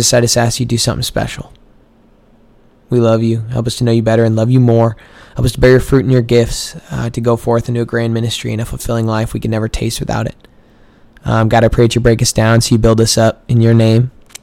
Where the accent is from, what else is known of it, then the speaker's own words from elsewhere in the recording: Missouri, United States; moved away as an adult; now in Waco, United States; I'm from Missouri